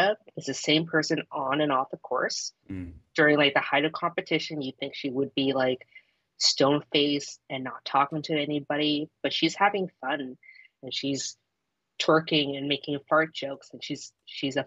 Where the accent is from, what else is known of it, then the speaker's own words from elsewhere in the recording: Toronto, Ontario, Canada; I'm from Toronto